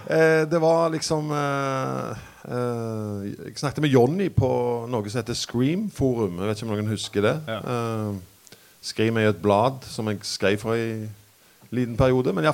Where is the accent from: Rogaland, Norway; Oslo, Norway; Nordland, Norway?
Rogaland, Norway; Randaberg; Jeg er fra Randaberg, faktisk. Ja. Stavanger.